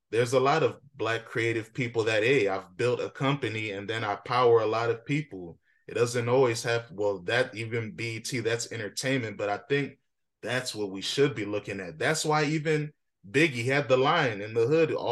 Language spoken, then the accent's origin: English; Alexandria, United States; But me, I didn't grow up in that community. I'm from Alexandria